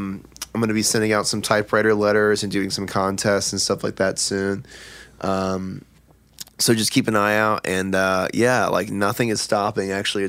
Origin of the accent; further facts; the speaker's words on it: Washington, District of Columbia, United States; also born or lived in Northern Virginia; I'm from D.C.